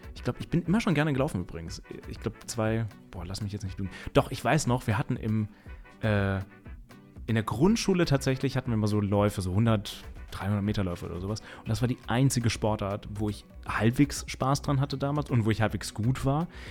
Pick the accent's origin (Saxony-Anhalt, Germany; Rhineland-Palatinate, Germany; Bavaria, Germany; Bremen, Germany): Rhineland-Palatinate, Germany; Mainz; ich komme aus Mainz